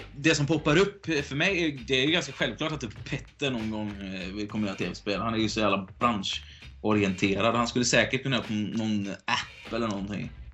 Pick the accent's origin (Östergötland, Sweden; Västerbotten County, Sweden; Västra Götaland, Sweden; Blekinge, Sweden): Västra Götaland, Sweden; Gothenburg; Speciellt om jag är från Göteborg.